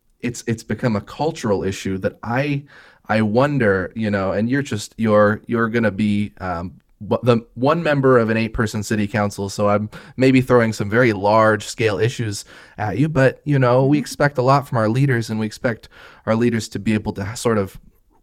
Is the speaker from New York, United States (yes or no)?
no; Eugene, Oregon, United States; I grew up in the River Road area